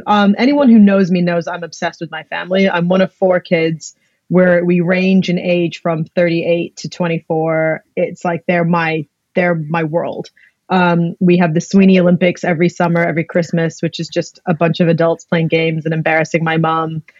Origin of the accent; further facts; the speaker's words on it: Blackpool, North West England, United Kingdom; moved away; also born or lived in Greece; I grew up in Blackpool and then the north of England. And then my dad's job actually moved us to Greece after that. So I've grown up in a few different countries